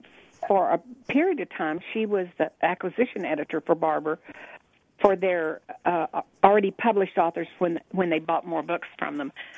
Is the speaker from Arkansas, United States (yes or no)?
yes; Arkansas, United States; moved away; And I came from Arkansas